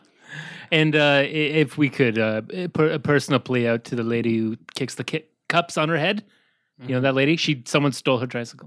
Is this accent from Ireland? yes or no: yes; County Cork, Munster, Ireland; I'm from County Cork in Ireland